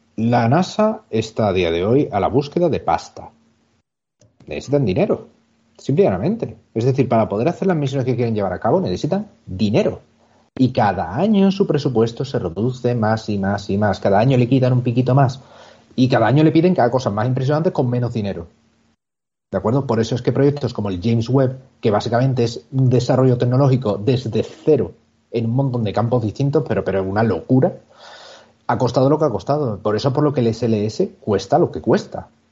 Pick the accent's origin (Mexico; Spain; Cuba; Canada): Spain; Cádiz, Andalusia; mi tierra, allí, en Cádiz